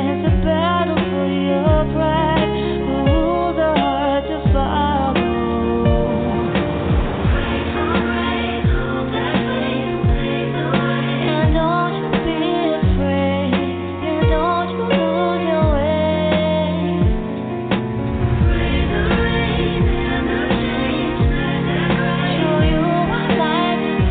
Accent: Los Angeles, California, United States; it's my hometown

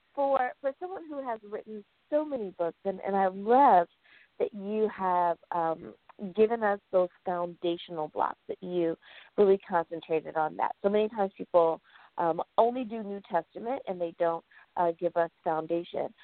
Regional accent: United States; my home country, the good old U.S.

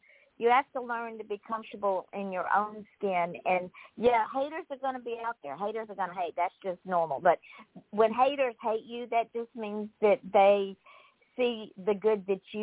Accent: East Point, Georgia, United States; moved away as an adult; also born or lived in Jackson County, Georgia / Atlanta, Georgia; now in Port St. Lucie, United States; I grew up in Georgia

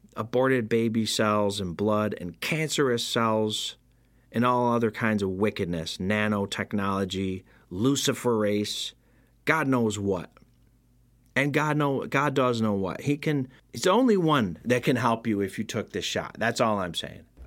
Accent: Rome, New York, United States; my hometown of Rome, New York.

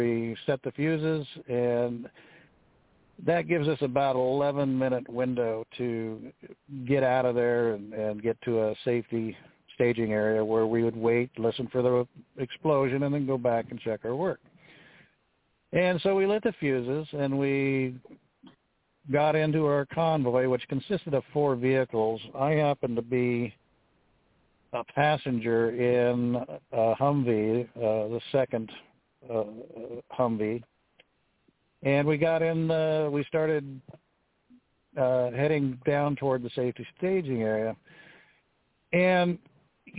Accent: Pacific Northwest, United States; born or raised there

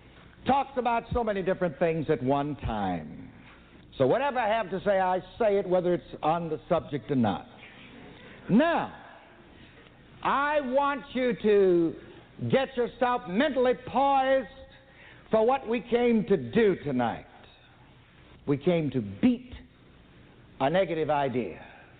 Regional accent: the South, United States; I was born and raised in the South, and we used to play some little ring games.

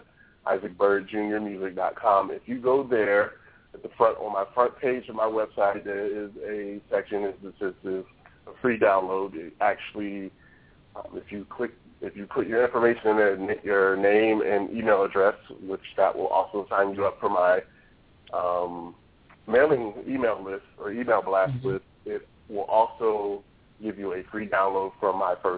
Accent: Baltimore, Maryland, United States; moved away as an adult; now in Jacksonville, United States; I am a Baltimore-bred Charm City boy

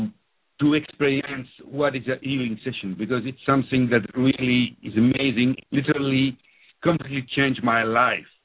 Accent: Belgium; accent: French-speaking; first language French; English is a second language; now in London, United Kingdom; So I grew up in Belgium. As you can hear from my accent, I'm French-speaking

